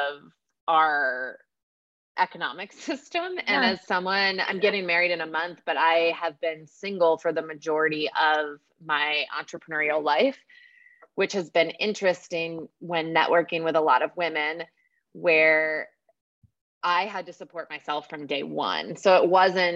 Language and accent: English; Pennsylvania, United States; moved away as an adult; also born or lived in Washington, D.C.; now in North Carolina, United States; we were raised in Pennsylvania.